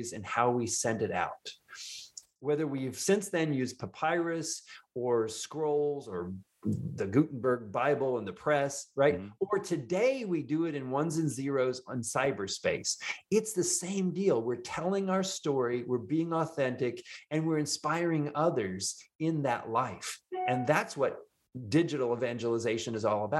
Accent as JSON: {"language": "English", "region": "Indiana", "country": "United States", "tie": "born or raised there", "moved": "yes", "lives_now": "Houston, United States", "said": "the farmer's kid from Indiana, which I am"}